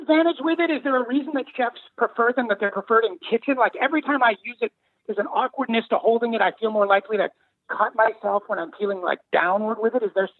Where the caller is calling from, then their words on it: Los Angeles, California, United States; I am in Los Angeles.